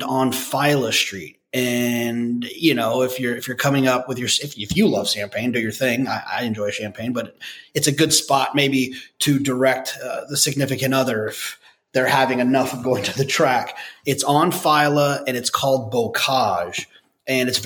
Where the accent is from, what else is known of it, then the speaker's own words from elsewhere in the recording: Texas, United States; moved away; I'm from Texas